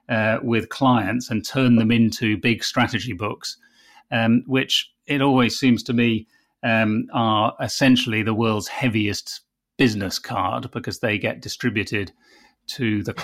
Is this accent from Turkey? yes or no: no; United Kingdom; which obviously as a Brit I'm formally opposed to.